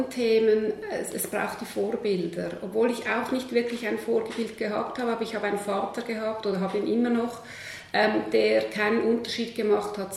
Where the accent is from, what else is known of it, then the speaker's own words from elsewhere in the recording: Switzerland; Ähm, ich bin am Zürichsee aufgewachsen, sehr behutsam, in einer ähm, halb akademischen Familie, halb Bauernfamilie.